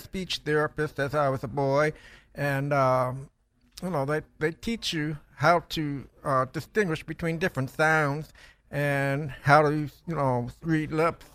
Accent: Toledo, Ohio, United States; I grew up in Toledo, Ohio.

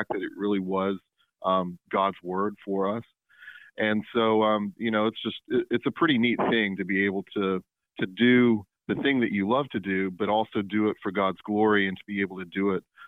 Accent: Tupelo, Mississippi, United States; also born or lived in Savannah, Georgia; I grew up here in Mississippi, and I live in my hometown in Tupelo, Mississippi

